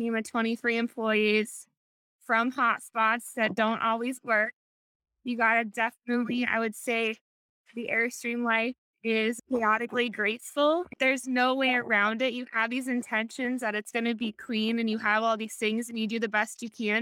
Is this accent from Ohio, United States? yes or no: yes; Ohio, United States; moved away as an adult; also born or lived in Dublin, Ohio / San Diego; now in North Carolina, United States; I was from Ohio. I lived there 27 years